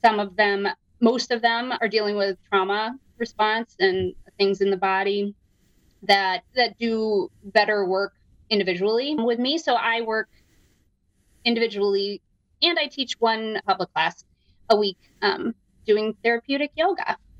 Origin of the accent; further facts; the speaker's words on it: Downingtown, Pennsylvania, United States; moved away as an adult; now in Evanston, United States; From outside of Philadelphia. Uh, shout out to Downingtown, Pennsylvania, my hometown.